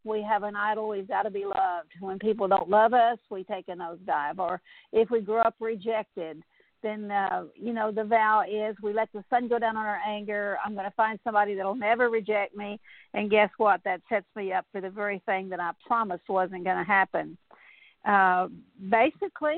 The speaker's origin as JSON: {"language": "English", "region": "South Texas", "country": "United States", "tie": "born or raised there", "said": "I grew up in South Texas"}